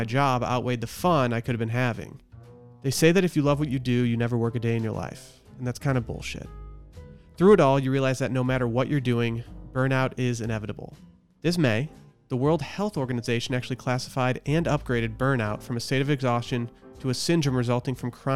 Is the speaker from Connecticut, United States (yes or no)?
no; Harbor Springs, Michigan, United States; moved away; a weekly newspaper from my hometown